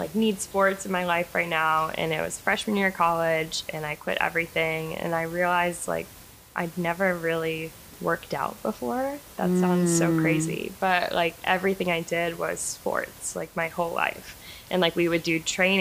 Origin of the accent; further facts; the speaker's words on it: Charlotte, North Carolina, United States; moved away; also born or lived in Buffalo, New York / Washington, District of Columbia, United States; I was born in Buffalo, New York, but I grew up in Charlotte, North Carolina